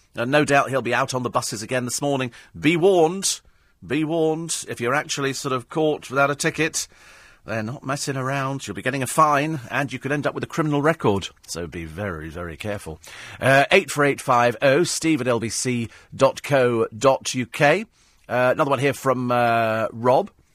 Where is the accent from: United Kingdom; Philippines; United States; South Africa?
United Kingdom; being British